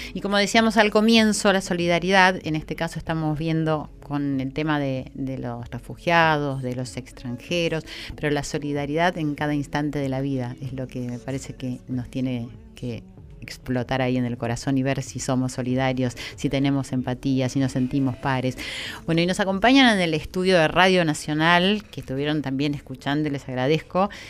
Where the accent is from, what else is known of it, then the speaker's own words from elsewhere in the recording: Argentina; como argentina